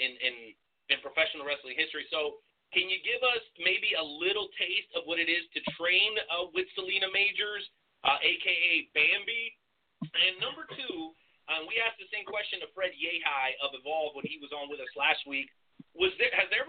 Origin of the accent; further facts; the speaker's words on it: Durango, Mexico; I'm from Durango myself. I was born there